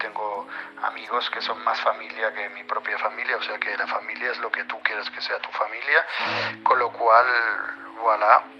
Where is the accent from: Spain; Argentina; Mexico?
Spain; Barcelona, Catalonia; now in Paris, France; yo soy de Barcelona, vivimos en París